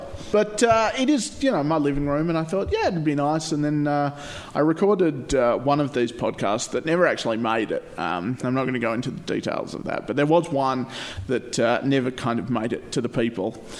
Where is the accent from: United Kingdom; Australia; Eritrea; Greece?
Australia; Perth, Western Australia; And I'm like, "Australia," and she's like, "Oh, which part of Australia?" And I'm like, oh, "Perth,"